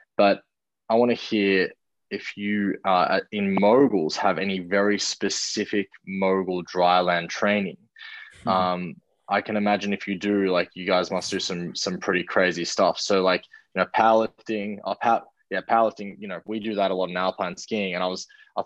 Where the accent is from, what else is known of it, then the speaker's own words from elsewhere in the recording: Australia; as an Australian